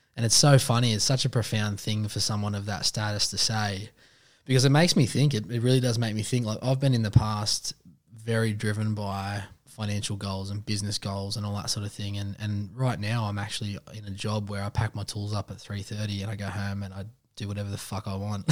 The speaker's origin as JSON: {"language": "English", "area": "Western Sydney", "region": "New South Wales", "country": "Australia", "said": "I'm a Westie man. I'm from Reedsby"}